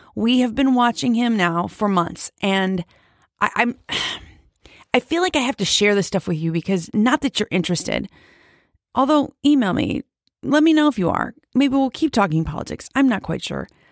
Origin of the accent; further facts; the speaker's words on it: United States; as an American